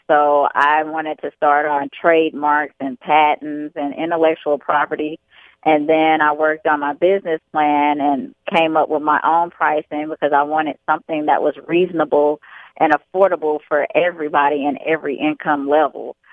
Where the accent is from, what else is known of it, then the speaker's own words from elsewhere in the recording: Chicago, Illinois, United States; also born or lived in Atlantic City, New Jersey / Bronx, New York; I was born in Atlantic City, New Jersey, uh, but I was raised in Chicago, Illinois